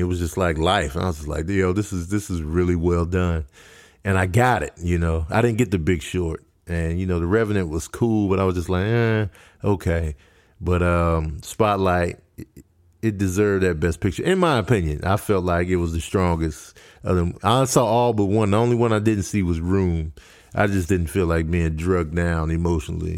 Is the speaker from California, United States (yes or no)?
no; Chicago, Illinois, United States; also born or lived in Grand Rapids, Michigan; I was raised in Chicago